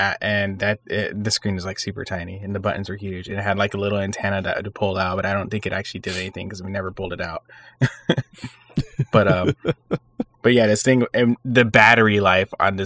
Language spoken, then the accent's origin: English; Texas, United States; my childhood growing up in Texas.